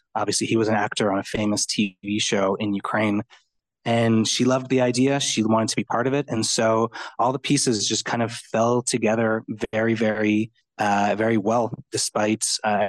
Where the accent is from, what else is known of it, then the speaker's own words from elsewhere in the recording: Montreal, Quebec, Canada; I'm Italian and I'm from Montreal.